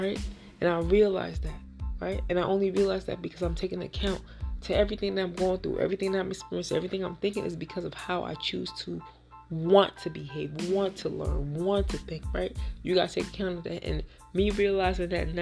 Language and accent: English; Haiti; we're both from Haiti